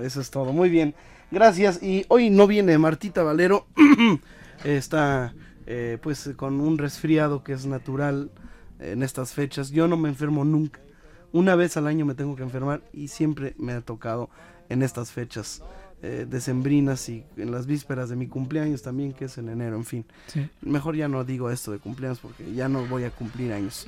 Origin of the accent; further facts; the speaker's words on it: Mérida, Yucatán, Mexico; en Mérida, Yucatán, en mi tierra